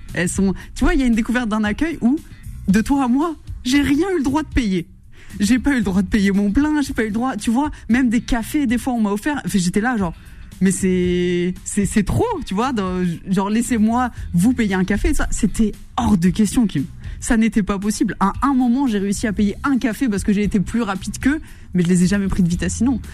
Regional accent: Verdun, Grand Est, France; moved away; je suis originaire de Lorraine plus précisément de Meuse. J'ai grandi à Verdun

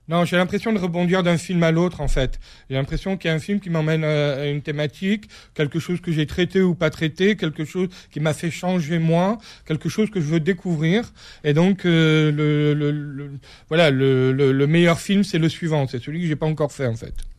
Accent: Corsica, France; Je suis corse, je le revendique, j'ai cette vision, euh, cette vision euh, de, de, voilà, de ma terre, de ma culture que je porte avec moi

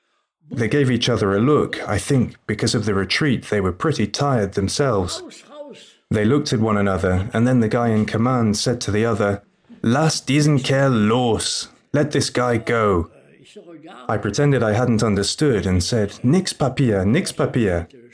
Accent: Grand Est, France; I'm French, I'm from the Moselle. My parents live in Zarbourg and I have no money.

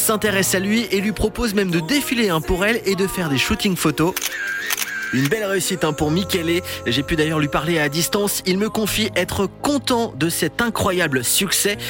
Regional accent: France; chez nous en France

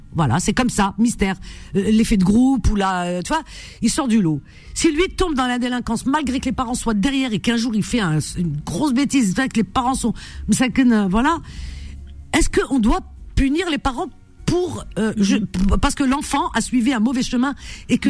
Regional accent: Algeria; born or raised there; now in France

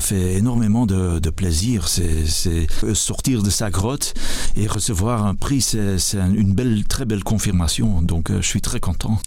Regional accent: Flanders, Belgium; je suis flamand

